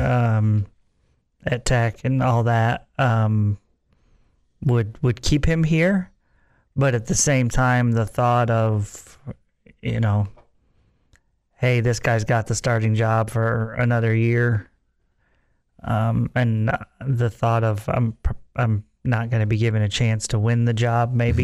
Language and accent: English; New York, United States; moved away as an adult; now in Texas, United States; I lived in New York the first 18 years of my life